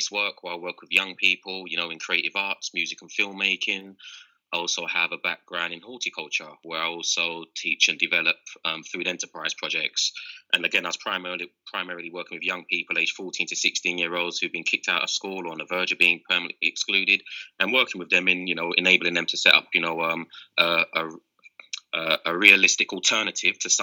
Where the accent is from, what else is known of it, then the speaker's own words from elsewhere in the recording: London, United Kingdom; now in Amsterdam, Netherlands; being born and bred in London, raised in a concrete jungle